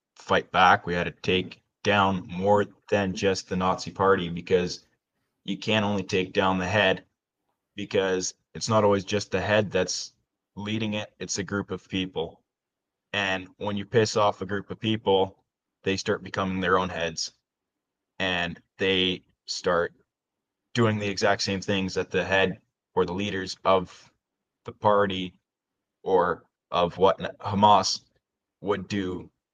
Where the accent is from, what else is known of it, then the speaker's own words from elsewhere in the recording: Alberta, Canada; I'm from Alberta.